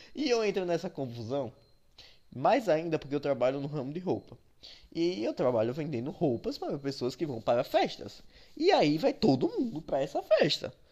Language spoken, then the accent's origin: Portuguese; Sergipe, Brazil; aqui no, no, Nordeste, que eu sou nordestino, sergipano especialmente